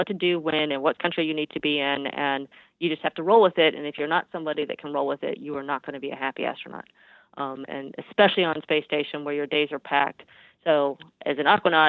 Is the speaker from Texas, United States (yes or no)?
yes; Houston, Texas, United States; growing up in Houston, we have no mountains. It's perfectly flat here.